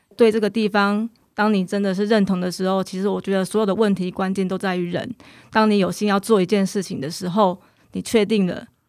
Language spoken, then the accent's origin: Chinese; Kouhu, Yunlin County, Taiwan; 我希望我的故乡更好。那我希望我的孩子，我教出去的学生，他们都是很认同自己的故乡。然后这个地方，它可能是有水患嘛，会淹水。